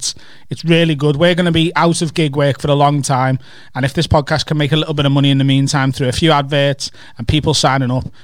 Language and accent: English; North West England, United Kingdom; you can tell that, that, that, that I'm not actually from Liverpool. I'm actually from over the water.